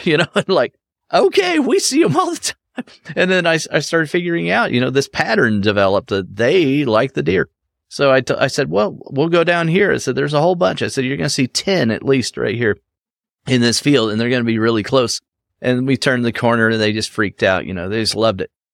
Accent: Cincinnati, Ohio, United States; there is a cincinnati nature center right here in my back i mean it's five minutes for me to go uh, to that location where, you know, in my hometown here

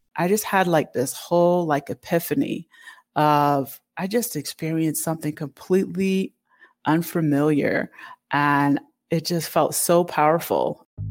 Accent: Connecticut, United States; moved away; also born or lived in Toronto, Canada; I spent a lot of my years growing up in Connecticut in the U S, but I was able to, fortunately for us, spend summers in Canada with family.

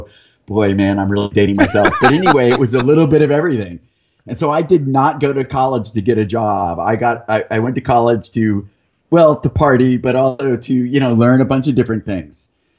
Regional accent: San Diego, California, United States; also born or lived in Monterey; now in Encinitas, United States; So I was born in Monterey, lived in San Diego a couple times, lived out in the desert where there's a Naval Weapons Center, and then back in San Diego for high school. So that, I consider it my hometown.

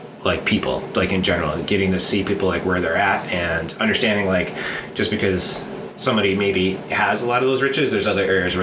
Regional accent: Kendall, New York, United States; also born or lived in Rochester, New York; now in Los Angeles, United States; I grew up in Kendall, and it was pretty much like cornfields and cabbage all around me.

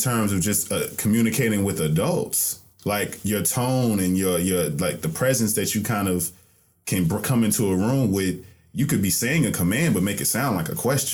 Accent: the South, United States; I'm from the South

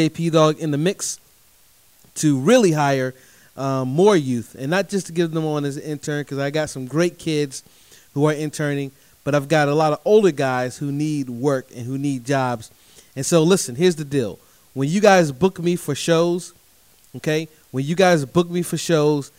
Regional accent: Durham, North Carolina, United States; my hometown of Durham, North Carolina

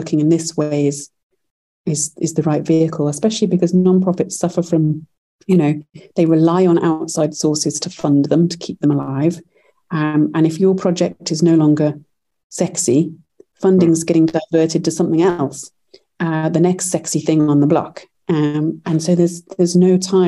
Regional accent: United Kingdom; moved away as an adult; now in United States; Our first company we launched in the UK, actually, as I'm British

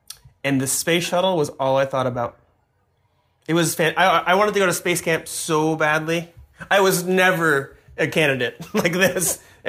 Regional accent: near Cape Canaveral, Florida, United States; moved away; I grew up near Cape Canaveral.

